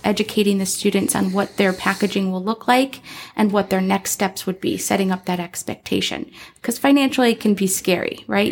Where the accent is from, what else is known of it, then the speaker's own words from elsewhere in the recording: Chicago, Illinois, United States; moved away as an adult; now in Arizona, United States; I am from Chicago, Illinois, in the city